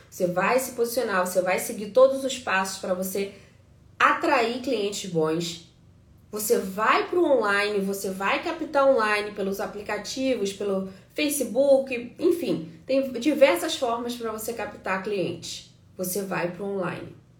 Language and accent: Portuguese; Brazil; now in United States; A gente é brasileiro